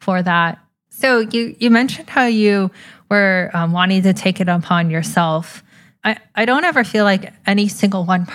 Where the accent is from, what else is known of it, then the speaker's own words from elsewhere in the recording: Atlanta, Georgia, United States; I'm from Atlanta, Georgia, and huge family